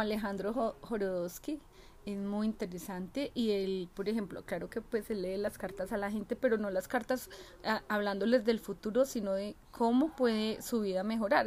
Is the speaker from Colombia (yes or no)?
yes; Pereira, Risaralda, Colombia; moved away; viajar a mi tierrita, a Colombia, a Pereira